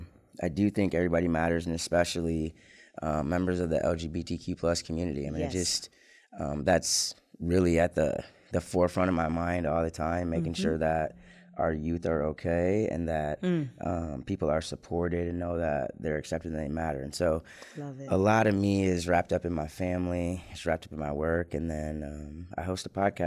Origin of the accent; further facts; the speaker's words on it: Lansing, Michigan, United States; also born or lived in Ann Arbor, Michigan; I born and raised in Lansing, Michigan. I went to Waverly High School in the 90s